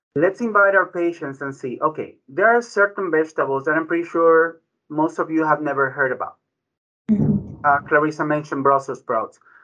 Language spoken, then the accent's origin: English; Ecuador; also born or lived in Bronx, New York; now in United States; My background is Ecuadorian. I was born in Ecuador.